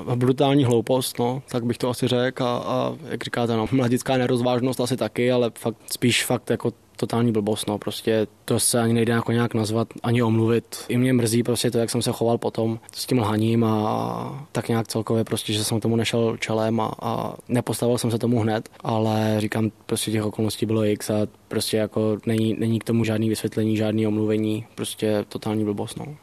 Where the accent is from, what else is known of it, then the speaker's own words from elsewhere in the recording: Czechia; Jako samozřejmě jsme Češi